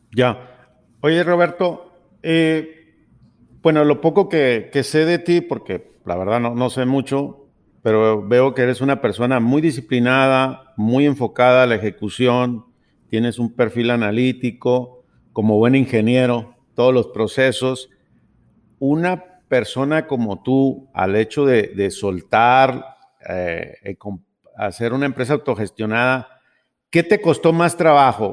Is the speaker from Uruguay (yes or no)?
no; Sonora, Mexico; now in Guadalajara, Mexico; somos sonorenses los dos